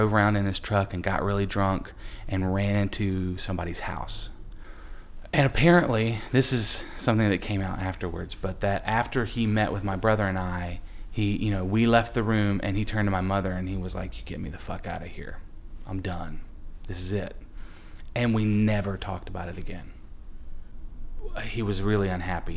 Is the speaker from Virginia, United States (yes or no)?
no; Huntsville, Alabama, United States; I'm originally from Huntsville, Alabama, and we had a farm outside the city